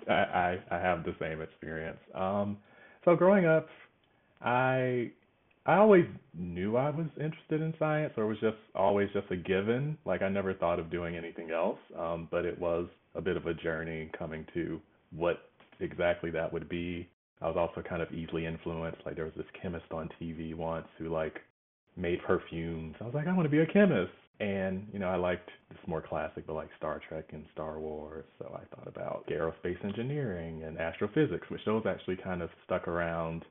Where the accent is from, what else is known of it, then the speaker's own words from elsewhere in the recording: Georgia, United States; moved away as an adult; now in Los Angeles, United States; I'm from Georgia, so I thought I'd go to Georgia Tech.